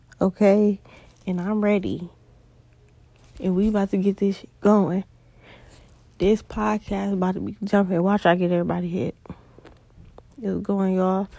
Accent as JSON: {"language": "English", "town": "Cleveland", "region": "Ohio", "country": "United States", "said": "I'm from Cleveland, Ohio"}